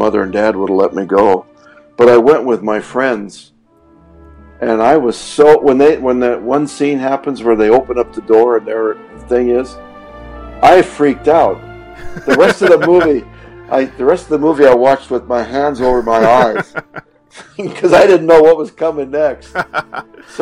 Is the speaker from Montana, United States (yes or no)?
yes; Lewistown, Montana, United States; in my hometown